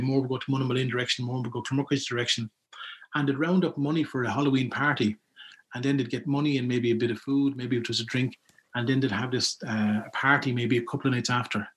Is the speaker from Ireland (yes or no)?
yes; Ballygarrett, Leinster, Ireland; growing up in Ballygarrett